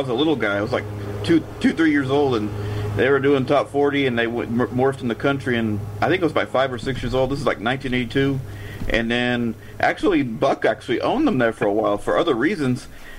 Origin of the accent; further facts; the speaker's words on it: California, United States; back when I was growing up in California